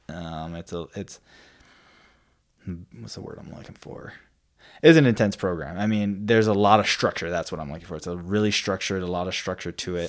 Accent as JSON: {"language": "English", "region": "Hawaii", "country": "United States", "tie": "born or raised there", "moved": "yes", "lives_now": "Idaho, United States", "said": "growing up in Hawaii"}